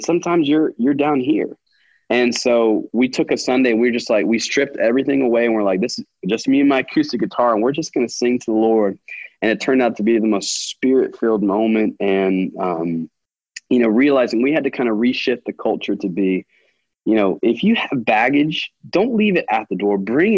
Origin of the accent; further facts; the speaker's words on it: United States; a white male growing up in America